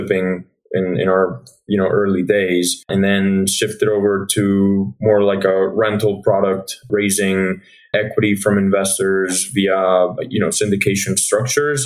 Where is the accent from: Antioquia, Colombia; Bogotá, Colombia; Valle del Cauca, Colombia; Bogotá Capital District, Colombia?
Antioquia, Colombia; Medellin; moved away as an adult; now in Atlanta, United States; I was born and raised in Colombia